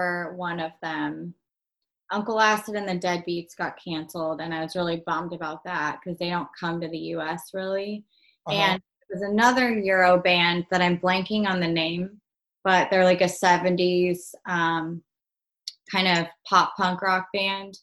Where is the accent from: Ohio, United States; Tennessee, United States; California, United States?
California, United States; Bay Area; also born or lived in Santa Cruz, California; I grew up in the Bay Area